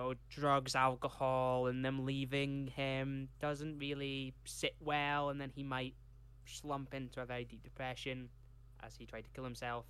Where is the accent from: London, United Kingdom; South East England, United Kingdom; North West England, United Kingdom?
North West England, United Kingdom; Carlisle; born there; I was born in Carlisle, but I was made in the...